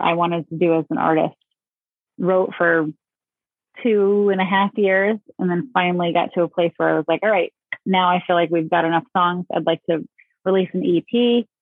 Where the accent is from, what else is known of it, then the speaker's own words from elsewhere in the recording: New York, United States; moved away as an adult; also born or lived in Connecticut; now in Maine, United States; I was born in Connecticut, but raised in New York, not city, state